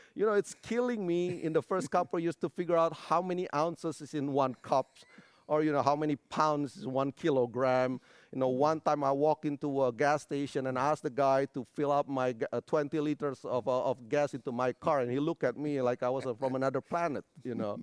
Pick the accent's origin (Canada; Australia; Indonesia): Indonesia; moved away as an adult; now in United States; I was born, uh, in a little town on Sumatera Island. Grew up in a not so religious family.